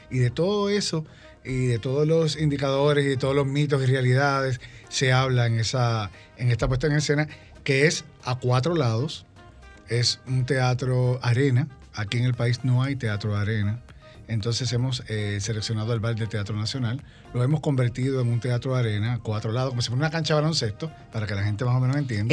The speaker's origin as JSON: {"language": "Spanish", "country": "Puerto Rico", "said": "mi país, en Puerto Rico"}